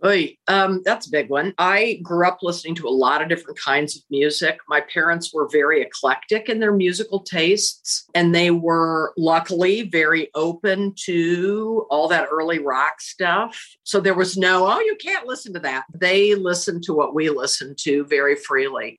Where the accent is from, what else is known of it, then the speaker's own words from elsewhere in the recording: central Illinois, United States; also born or lived in Chicago, Illinois; now in Indianapolis, United States; I was born in Chicago, but I was raised in central Illinois where there was no professional theater